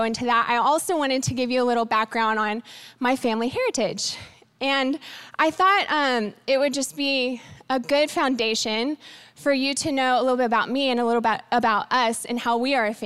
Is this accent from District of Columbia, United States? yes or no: yes; Washington, District of Columbia, United States; I was born in Washington, D.C. at Walter Reed Hospital